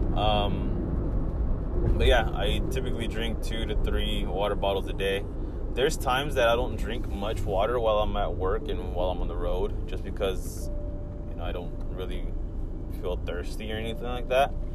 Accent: California, United States; It's been uh, really hot out here in California, where I'm from, and I dislike the heat

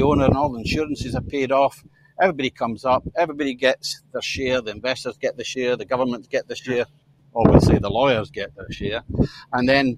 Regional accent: St Andrews, Scotland, United Kingdom; my hometown, St. Andrews, the old grey tune

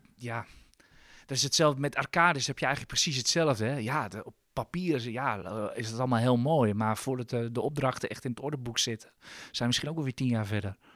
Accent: Amsterdam, North Holland, Netherlands; zeg ik als Amsterdammer

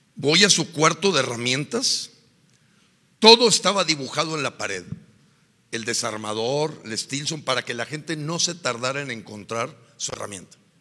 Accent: Mexico; somos los mexicanos

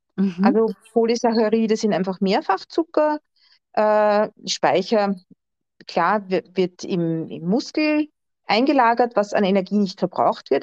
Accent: Austria; bei uns in Österreich

